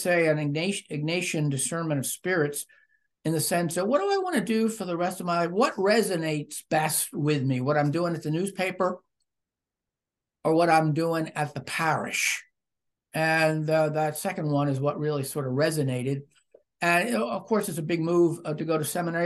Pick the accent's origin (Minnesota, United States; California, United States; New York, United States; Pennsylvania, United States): Pennsylvania, United States; hometown near Camp Hill; also born or lived in Missouri; I was working as a newspaper reporter in my hometown after having acquired a Master of Arts in Journalism at University of Missouri. And I was living on my own. My mother was only a few miles away in Camp Hill